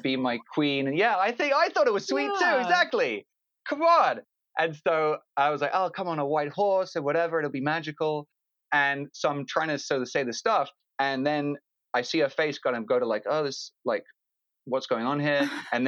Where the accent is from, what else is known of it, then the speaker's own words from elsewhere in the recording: London, United Kingdom; also born or lived in Phoenix, United States; now in Los Angeles, United States; I grew up in London to two American parents, New Yorkers living in London.